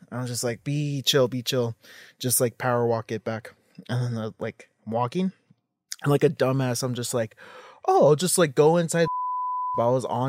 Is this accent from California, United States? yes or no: yes; Los Angeles, California, United States; East Hollywood.